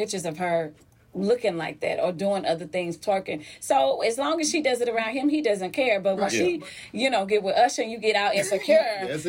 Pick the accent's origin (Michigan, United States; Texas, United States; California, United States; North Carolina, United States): Texas, United States; Grand Prairie; I'm from Grand Prairie, Texas.